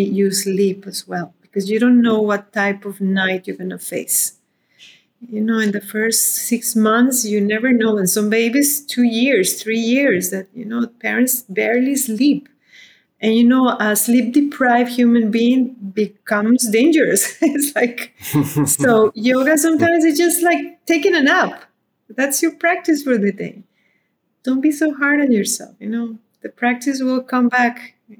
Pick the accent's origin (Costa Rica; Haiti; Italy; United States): Costa Rica; now in India; I wrote like a little autobiography when I came from Costa Rica to live in India.